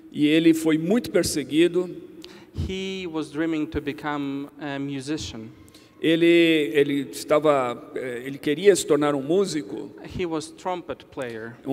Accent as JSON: {"language": "Portuguese", "country": "Ukraine", "tie": "born there", "second_language": "Portuguese", "said": "E eu nasci em um lugar muito especial. I was born in Ukraine. Eu nasci na Ucrânia. In 1988. Em 1988."}